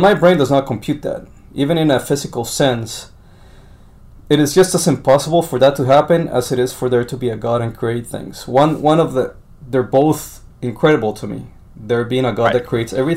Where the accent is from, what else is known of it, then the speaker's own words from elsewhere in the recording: Colombia; now in United States; I was born in Colombia